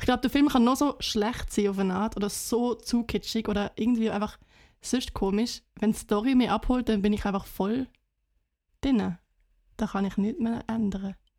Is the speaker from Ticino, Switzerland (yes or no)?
no; Basel, Basel-Stadt, Switzerland; moved away; also born or lived in Schriesheim, Germany / Germany; ich bin Baslerin, aber ich habe in Deutschland gelebt